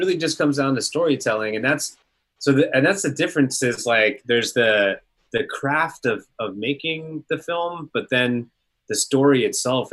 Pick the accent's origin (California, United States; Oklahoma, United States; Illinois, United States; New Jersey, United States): California, United States; Northern; I grew up in Northern California